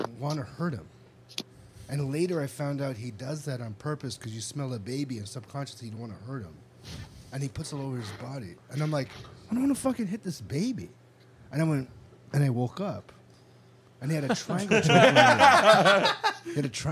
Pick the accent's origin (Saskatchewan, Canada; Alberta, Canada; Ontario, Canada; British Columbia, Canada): Ontario, Canada; Toronto; now in Los Angeles, United States; from Toronto